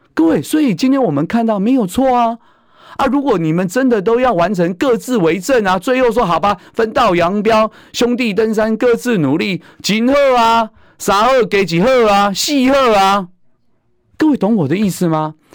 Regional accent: Taiwan; 我们台湾人，啊，世界拼搏

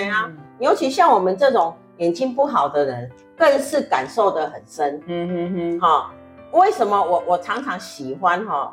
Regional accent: Taiwan; 我们台湾人就是不习惯，我们会让车

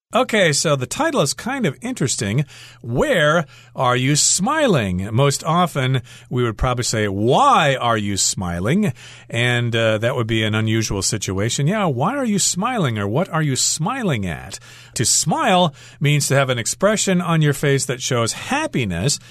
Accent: United States; as an American

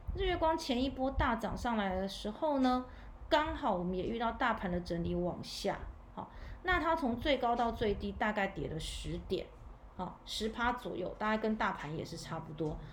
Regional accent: Taiwan; 我们台湾这边

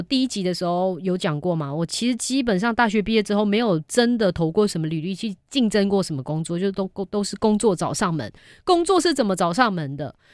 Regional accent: Malaysia; now in Taiwan; 我本人是马来西亚出生

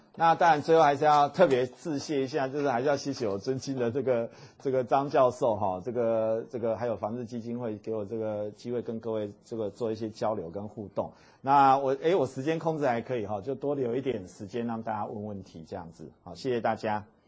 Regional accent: Taiwan; 我们讲台语

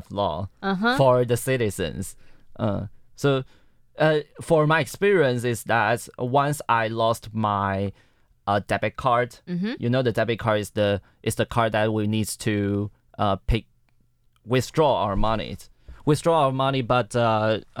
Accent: Miaoli County, Taiwan; English is a second language; moved away as an adult; now in Taipei, Taiwan; My hometown is at Miaoli, but I'm studying in Taipei.

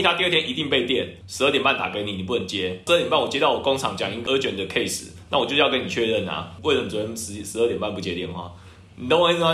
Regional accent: Taiwan; 因为我也是台湾人，我就是这样教会长大的嘛

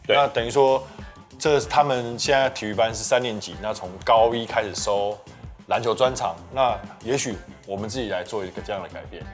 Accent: Kinmen County, Taiwan; moved away; 我本身是金门人

